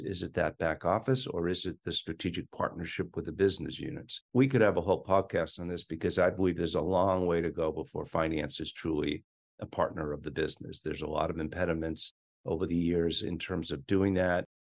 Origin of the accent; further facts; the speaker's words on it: Boston, Massachusetts, United States; moved away as an adult; also born or lived in Washington, D.C.; I am a Bostonian. I had every intention of going back to Boston